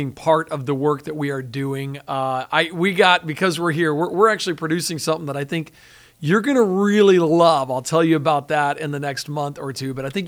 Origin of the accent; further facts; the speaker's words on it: Pensacola, Florida, United States; I'm from Pensacola.